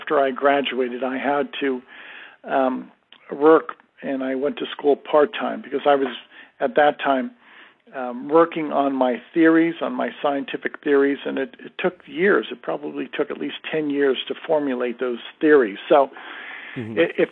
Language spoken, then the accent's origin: English; New Rochelle, New York, United States; moved away; I'm a native New Yorker. I was born and raised in New Rochelle, New York.